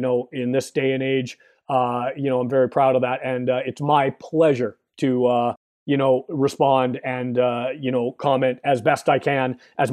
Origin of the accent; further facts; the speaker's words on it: Canada; here in Canada, where I am now, my home country.